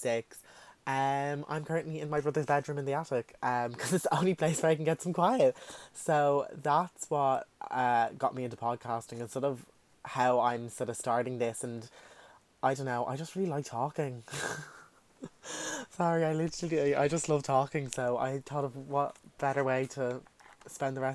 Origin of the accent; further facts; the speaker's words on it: Dublin, Leinster, Ireland; accent: South Dublin; as you can tell by my accent, I do live in Dublin, south side